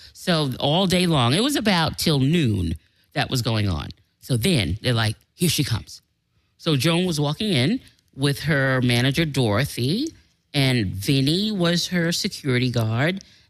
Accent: New York City, New York, United States; When I graduated from high school in Manhattan, because I'm from New York.

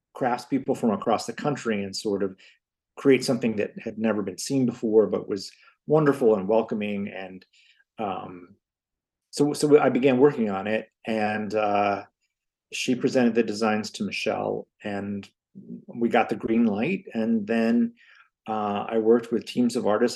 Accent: Hammond, Indiana, United States; now in Chicago, United States; I grew up in Hammond, Indiana, where almost everyone in my family worked in the steel mills except me

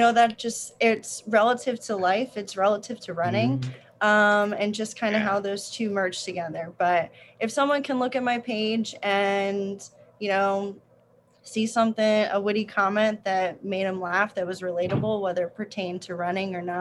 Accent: New Jersey, United States; now in Charlotte, United States; I'm originally from New Jersey, small town, right on the border of New Jersey and Pennsylvania. And growing up, I played a lot of sports

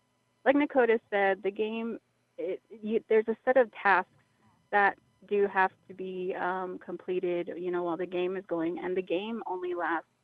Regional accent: San Carlos, Arizona, United States; now in White River, United States; I'm from San Carlos, but I work in White River, so I live within the White River area.

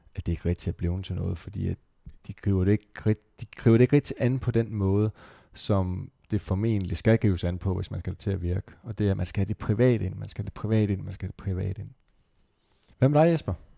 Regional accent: Esbjerg, Southern Denmark, Denmark; min fødeby, Esbjerg

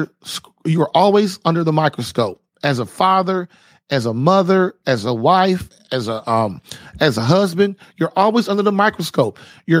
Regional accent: Puerto Rico; You're from Mexico and I'm from Puerto Rico.

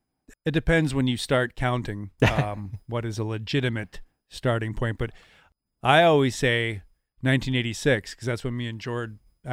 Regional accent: Portage la Prairie, Manitoba, Canada; also born or lived in Cold Lake, Canada / Germany / Ottawa, Canada / Canberra, Australia; for a military kid. And it's where I had my most formative experiences, I think. So I say I'm from Portage when people ask.

